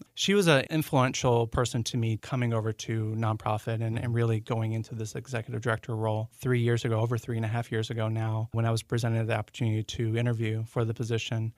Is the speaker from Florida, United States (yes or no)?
yes; Central Florida, United States; moved away as an adult; now in Maryland, United States; I am originally from Central Florida